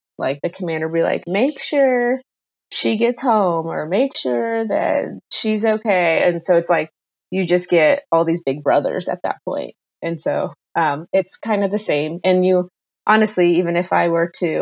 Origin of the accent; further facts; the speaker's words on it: Southington, Ohio, United States; moved away as an adult; I grew up in Ohio. It'll always be home